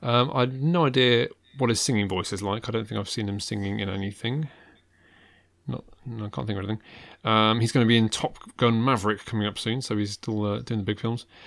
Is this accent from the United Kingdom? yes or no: yes; United Kingdom; I was born here